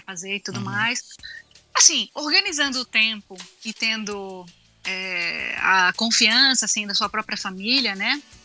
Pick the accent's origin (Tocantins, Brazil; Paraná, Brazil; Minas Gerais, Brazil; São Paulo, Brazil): Minas Gerais, Brazil; accent: Bahian (as a child); also born or lived in Serra do Navio, Amapá / Bahia; eu nasci na Serra do Navio, né, no Amapá. Uhum. Aí morei seis anos na Bahia. De, depois eu vim para Minas